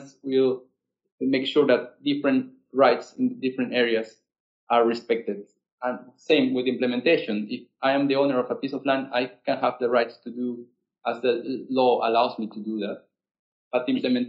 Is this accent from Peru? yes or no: yes; Peru; I'm from Peru